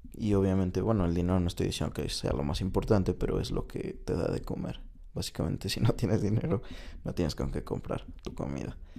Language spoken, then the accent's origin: Spanish; Mexico; moved away as an adult; also born or lived in China; llegué a México, un lugar que... Eh, de cierta manera desconozco, aunque es mi país, porque estuve fuera seis años